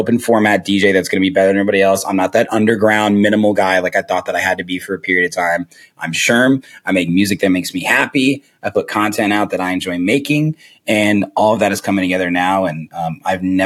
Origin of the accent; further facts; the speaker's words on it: Zionsville, Indiana, United States; now in Chicago, United States; I grew up in Zionsville, Indiana